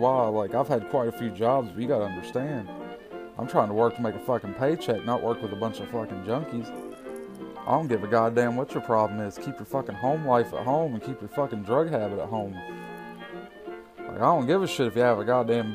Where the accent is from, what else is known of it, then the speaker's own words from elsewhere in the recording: West Virginia, United States; growing up in West Virginia